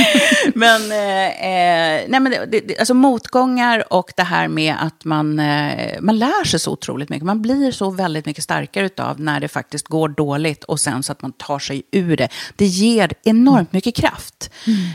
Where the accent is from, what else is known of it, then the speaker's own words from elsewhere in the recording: Stockholm, Stockholm County, Sweden; also born or lived in Budapest, Hungary; Jag är född i Budapest